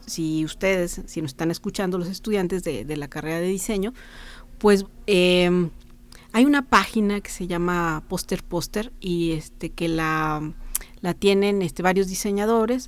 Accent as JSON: {"language": "Spanish", "region": "Guanajuato", "country": "Mexico", "moved": "as an adult", "lives_now": "San Luis Potosí, Mexico", "said": "me vine acá yo soy de Guanajuato entonces me vine a estudiar aquí a San Luis Potosí"}